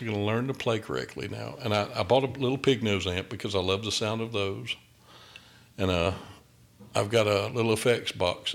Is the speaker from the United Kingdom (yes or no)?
no; outside of Augusta, Georgia, United States; now in Fayetteville, United States; I'm from outside of Augusta. That's where I'm from, but I'm in Fayetteville, just south of Atlanta now